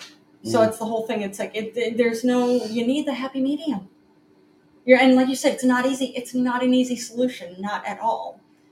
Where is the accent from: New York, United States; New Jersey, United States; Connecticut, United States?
New York, United States; New York City; as a New Yorker